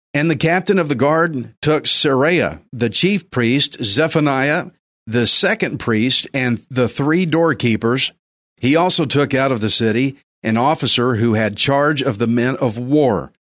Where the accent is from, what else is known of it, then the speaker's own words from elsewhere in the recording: Texas, United States; I'm a Texan, I'm a redneck